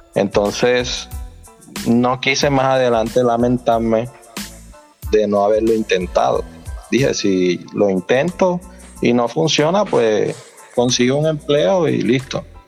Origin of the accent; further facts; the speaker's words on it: Sincelejo, Sucre, Colombia; yo soy de la costa norte de Colombia, costeño que llaman por acá. Eh, soy de Cincelejo